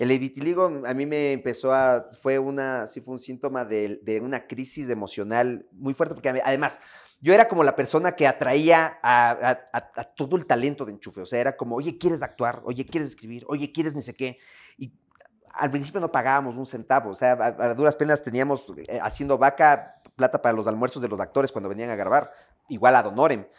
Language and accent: Spanish; Ecuador; me siento bien en mi país, me siento bien escuchando mi música, me siento bien comiendo mi comida, me siento bien no siendo de afuera, estando aquí